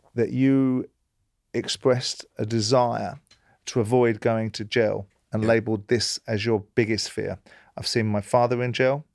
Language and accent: English; London, United Kingdom; moved away; I grew up in South London